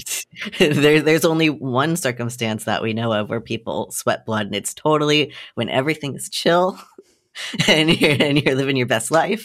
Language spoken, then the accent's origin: English; the South, United States; I grew up in the South with gun loving parents